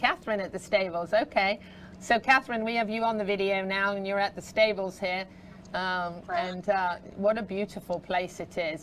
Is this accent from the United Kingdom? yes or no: yes; England, United Kingdom; now in Ocala, United States; The house that I grew up in England is actually over 500 years old.